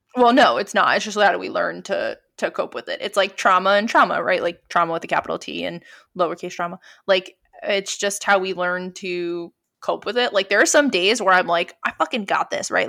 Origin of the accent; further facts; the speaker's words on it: New York, United States; also born or lived in Pennsylvania; now in Brooklyn, United States; I was from New York